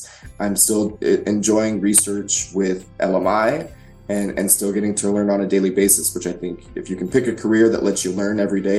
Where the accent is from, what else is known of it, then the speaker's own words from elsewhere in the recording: Idaho, United States; But I think originally, I grew up in Idaho.